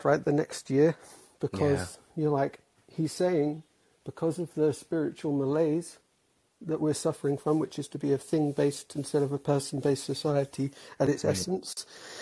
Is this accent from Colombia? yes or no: no; England, United Kingdom; moved away as an adult; now in United States; I'm from England, but I'm in the US, like married to an American. So I've been here a while.